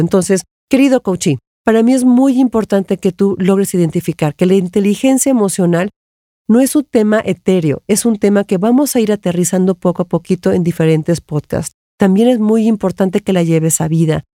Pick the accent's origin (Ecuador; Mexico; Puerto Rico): Mexico; yo soy mexicana